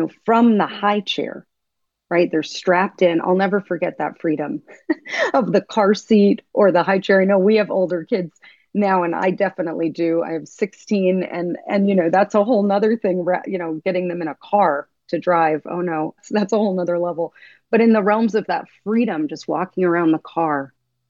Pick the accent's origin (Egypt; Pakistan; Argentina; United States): United States; I grew up here in America.